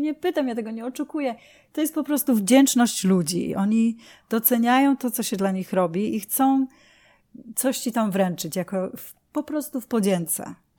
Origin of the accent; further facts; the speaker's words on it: Poland; also born or lived in United Kingdom; now in New York, United States; urodziłam się w Polsce